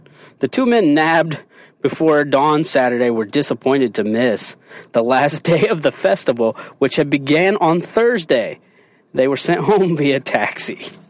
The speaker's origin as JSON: {"language": "English", "town": "Indianapolis", "region": "Indiana", "country": "United States", "tie": "born or raised there", "said": "he's actually from my hometown. He's from Indianapolis."}